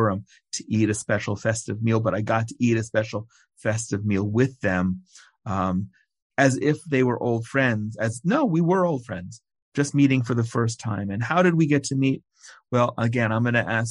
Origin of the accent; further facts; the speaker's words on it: United States; now in Israel; I was born in America